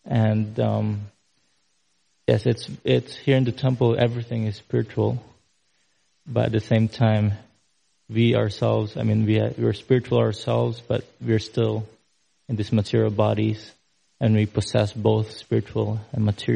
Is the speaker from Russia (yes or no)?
no; Philippines; I'm from the Philippines. I'm here visiting for several months